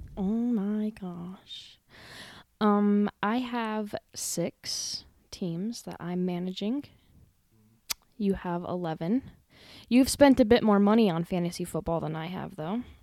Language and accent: English; Gillette, Wyoming, United States; I was born and raised right here in Gillette, Wyoming